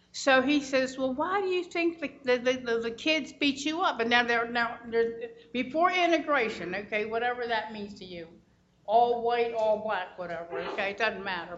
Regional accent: Baltimore, Maryland, United States; also born or lived in Idaho; I came to Baltimore in 1951 and I went to public schools all my life.

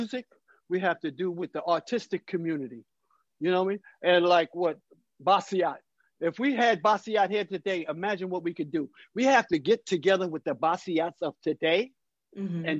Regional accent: New York City, New York, United States; I was born in Harlem, raised in Harlem, and right now I'm in my brownstone in Harlem

